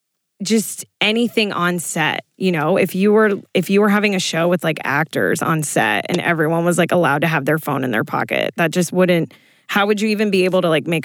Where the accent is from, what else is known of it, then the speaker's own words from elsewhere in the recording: South Florida, United States; I'm from South Florida.